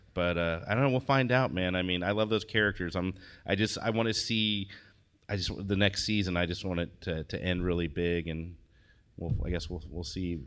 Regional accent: Indianapolis, Indiana, United States; moved away; I'm from Indiana originally. I grew up in Indianapolis

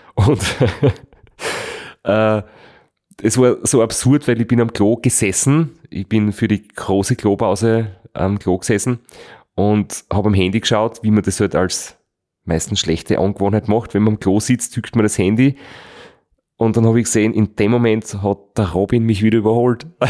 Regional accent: Austria; in Österreich eingefahren bin, wo ich mir gedacht habe, jetzt kommt mein Heimatland

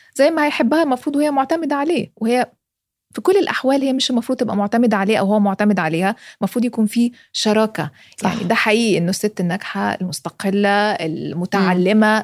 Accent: Egypt; انا مصريه

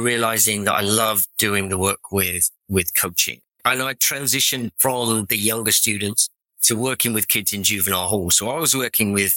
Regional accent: England, United Kingdom; accent: English; moved away as an adult; now in Orange County, United States; I'm English accent.

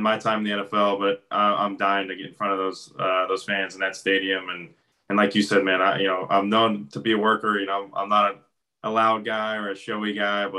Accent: Pittsburgh, Pennsylvania, United States; moved away; also born or lived in Florida; I come from Pittsburgh

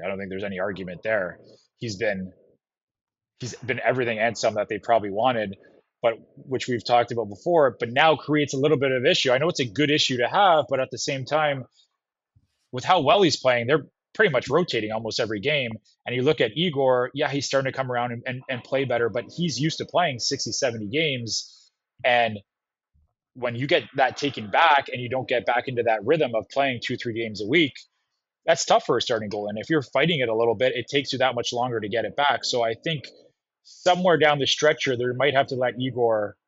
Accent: Canada; moved away as an adult; also born or lived in New York; I didn't grow up with that, being Canadian

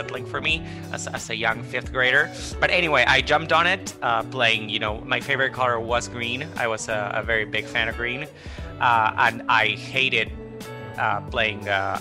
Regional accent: Buenos Aires, Argentina; I'm a freelance illustrator here living in Argentina, born and raised in Buenos Aires

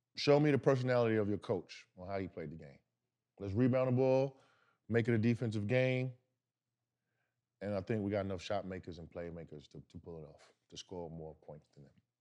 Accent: New York, United States; I'm from New York

